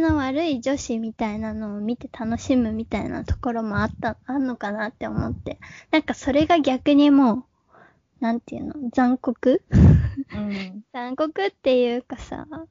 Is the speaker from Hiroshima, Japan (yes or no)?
yes; Hiroshima, Japan; moved away; 広島県出身で、えー、一人っ子です。で、今はまあ28歳なんだけど、えー、もともと広島で中高まで過ごしてて